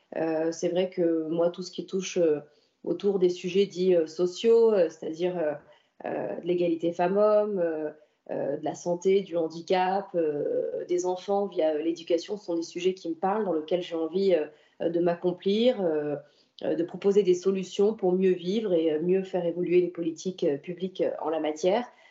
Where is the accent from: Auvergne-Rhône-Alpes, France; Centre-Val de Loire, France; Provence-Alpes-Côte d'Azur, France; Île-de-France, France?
Provence-Alpes-Côte d'Azur, France; Antibes; je suis née à Antibes, comme ma famille d'ailleurs, comme mes parents, et c'est un territoire dans lequel j'ai grandi, dans lequel je vis